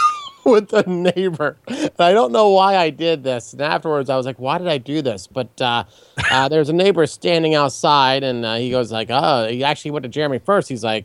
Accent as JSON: {"language": "English", "region": "Maryland", "country": "United States", "moved": "yes", "said": "I'm actually originally from Maryland. I moved back a short time ago."}